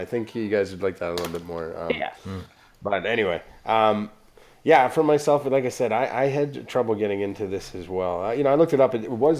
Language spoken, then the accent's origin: English; Canada; especially as a Canadian